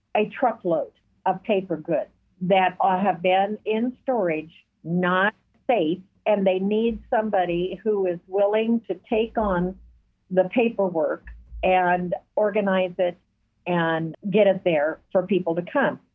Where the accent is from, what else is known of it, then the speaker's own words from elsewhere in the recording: Douglas County, Oregon, United States; now in Fort Scott, United States; I grew up in Douglas County, Oregon, and I was at the north end